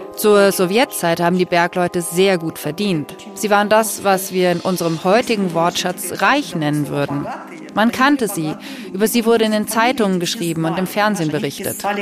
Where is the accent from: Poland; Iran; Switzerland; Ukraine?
Ukraine; Wir sind in der Ukraine geboren, wir leben in diesem Land und wir sind Ukrainerinnen und Ukrainer.